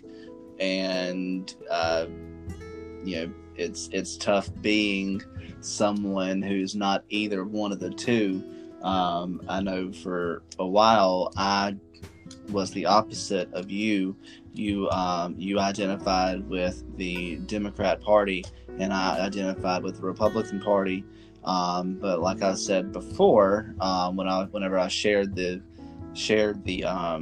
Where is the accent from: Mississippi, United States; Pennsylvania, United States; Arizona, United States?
Mississippi, United States; Laurel; I am also born and raised in a small town in Mississippi, not as small as where you're from, but still relatively small, comparatively speaking. I'm from Laurel, in the middle of Jones County